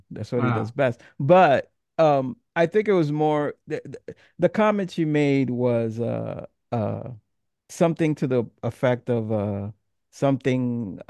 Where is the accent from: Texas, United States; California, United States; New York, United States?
New York, United States; I have to go as a New Yorker.